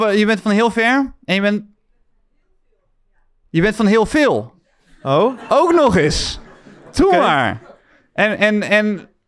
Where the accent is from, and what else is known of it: Middelburg, Zeeland, Netherlands